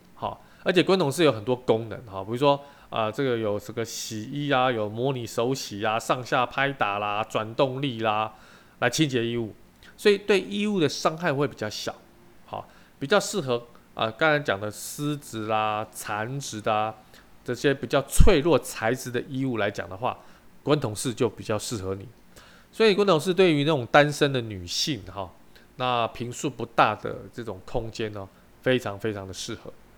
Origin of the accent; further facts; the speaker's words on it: Taiwan; 我们台湾人民